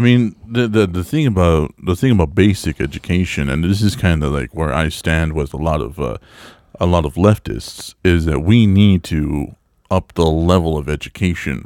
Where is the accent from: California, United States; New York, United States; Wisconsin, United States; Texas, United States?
Texas, United States; El Paso; moved away; my hometown of El Paso